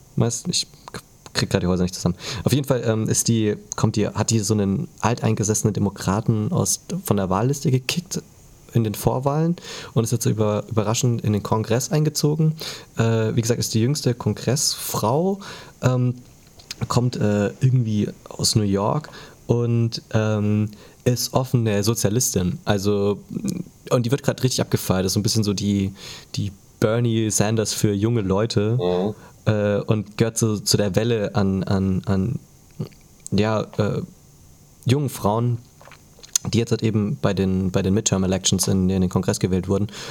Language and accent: German; Germany; als Deutscher